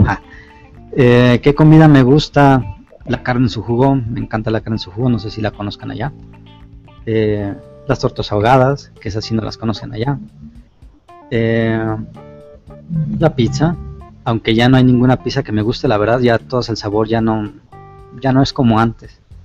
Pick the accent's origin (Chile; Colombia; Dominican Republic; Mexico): Mexico; Guadalajara, Jalisco; yo soy de aquí, de Guadalajara, Jalisco, México